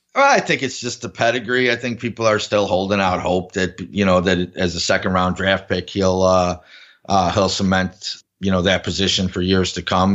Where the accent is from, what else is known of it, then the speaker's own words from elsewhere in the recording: Buffalo, New York, United States; my hometown team